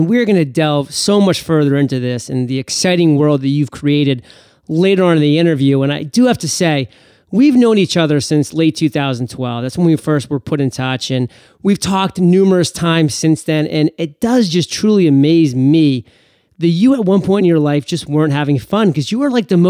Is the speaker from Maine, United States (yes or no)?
yes; Maine, United States; Oh my God, you know I'm from Maine, don't you?